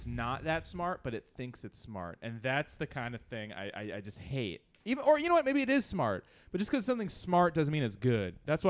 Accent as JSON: {"language": "English", "region": "California", "country": "United States", "said": "I'm from California."}